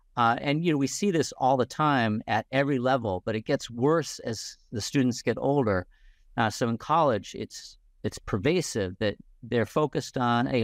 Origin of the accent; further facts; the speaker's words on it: Indiana, United States; I grew up in Indiana